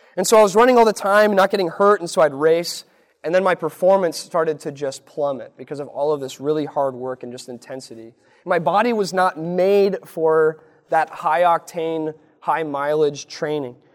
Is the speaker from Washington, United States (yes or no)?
no; Lincoln, Nebraska, United States; born or raised there